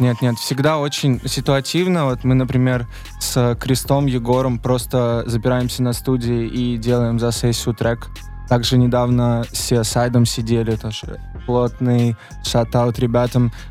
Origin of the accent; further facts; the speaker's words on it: Voronezh, Voronezh Oblast, Russia; now in Moscow, Russia; Воронеж откуда я родом